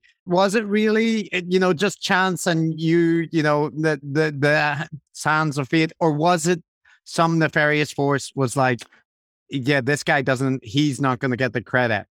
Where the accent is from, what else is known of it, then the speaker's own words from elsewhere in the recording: Belfast, Northern Ireland, United Kingdom; moved away; also born or lived in London; I grew up in Belfast